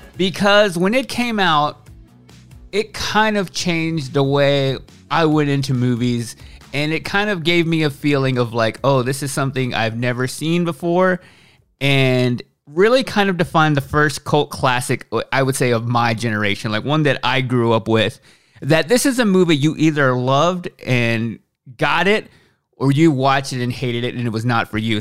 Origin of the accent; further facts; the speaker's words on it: Waxahachie, Texas, United States; I was growing up in Waxahachie, Texas